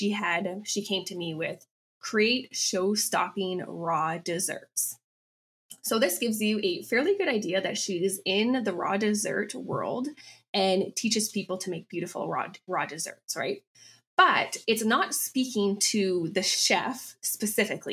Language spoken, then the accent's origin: English; Calgary, Alberta, Canada; also born or lived in Chicago, United States / Vienna, Austria; I grew up in Calgary, Alberta, Canada